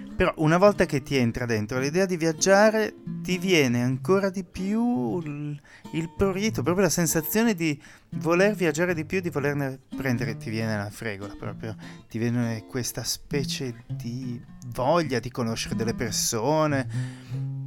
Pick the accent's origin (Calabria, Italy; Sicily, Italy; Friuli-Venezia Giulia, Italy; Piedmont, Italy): Friuli-Venezia Giulia, Italy; Pordenone; moved away; io vengo da Pordenone